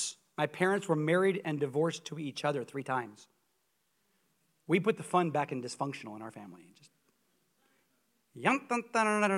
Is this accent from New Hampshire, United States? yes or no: no; Coeur d'Alene, Idaho, United States; moved away as an adult; also born or lived in Columbia, Missouri; I grew up in Coeur d'Alene, Idaho